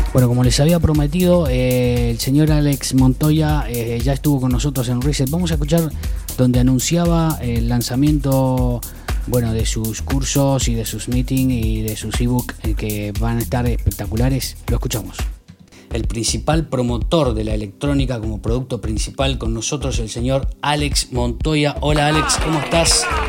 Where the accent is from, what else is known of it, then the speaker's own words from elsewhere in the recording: Argentina; moved away as an adult; also born or lived in Brazil; yo viví, nací en Argentina